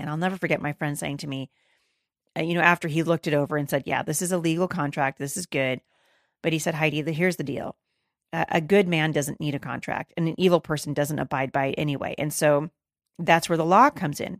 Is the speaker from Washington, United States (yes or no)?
yes; Battle Ground, Washington, United States; I'm in the middle of a snowstorm here in my hometown of Battleground, Washington